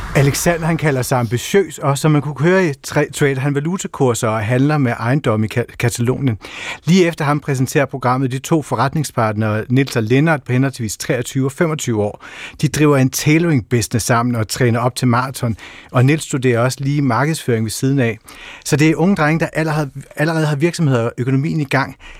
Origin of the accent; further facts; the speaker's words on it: Funen, Southern Denmark, Denmark; hjemme på Fyn